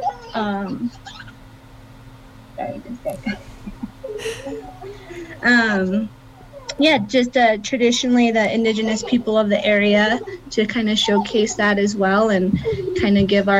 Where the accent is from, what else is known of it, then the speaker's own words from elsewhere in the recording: Ignacio, Colorado, United States; we're from Ignacio, Colorado, Ute Mountain Ute, and born and raised in this area